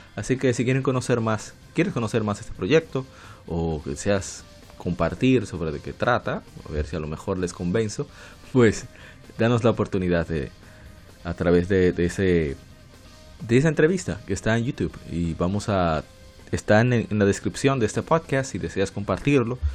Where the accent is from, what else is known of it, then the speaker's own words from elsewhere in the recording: Dominican Republic; en mi país, República Dominicana